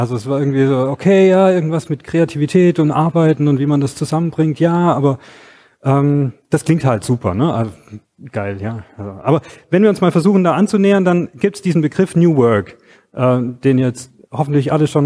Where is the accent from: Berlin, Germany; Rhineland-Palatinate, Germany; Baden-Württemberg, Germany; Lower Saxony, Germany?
Baden-Württemberg, Germany; Stuttgart; ich komme hier aus Stuttgart.